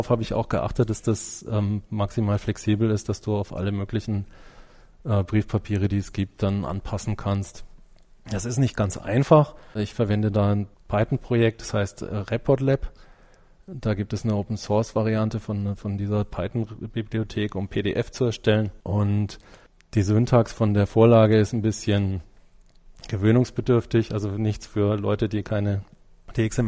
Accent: Germany; Ich bin natürlich als Deutscher erstmal so in, mit den deutschen Sachen am besten vertraut

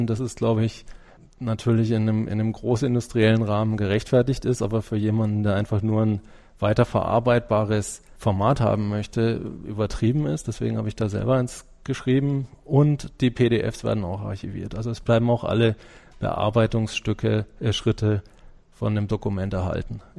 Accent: Germany; Ich bin natürlich als Deutscher erstmal so in, mit den deutschen Sachen am besten vertraut

